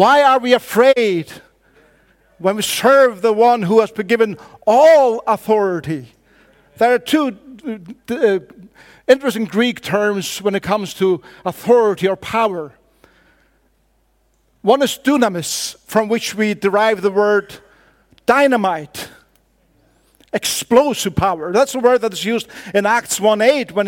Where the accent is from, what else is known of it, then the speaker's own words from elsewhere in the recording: Faroe Islands; first language Faroese; English is a second language; I come from the Faroe Islands